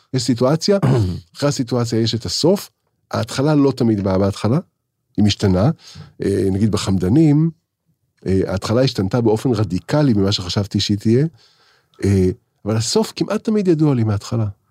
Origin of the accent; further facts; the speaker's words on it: Israel; אני, אני, אני ישראלי